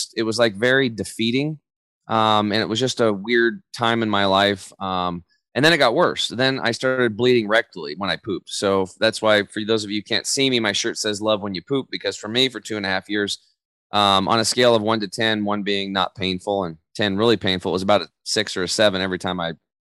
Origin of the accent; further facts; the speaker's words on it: Eastern Oregon, United States; I grew up over in Eastern Oregon